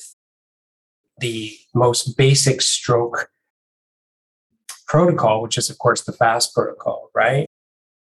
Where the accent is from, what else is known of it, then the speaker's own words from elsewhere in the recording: Canada; moved away as an adult; also born or lived in Melbourne, Australia; now in Sydney, Australia; I'm Canadian originally